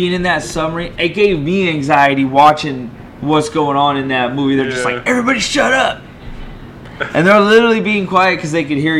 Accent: Monterey County, California, United States; in my hometown, we all had an old school hamburger spot called Roy's.

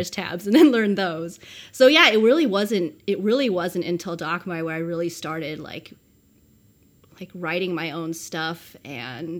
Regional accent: New Mexico, United States; I grew up in New Mexico

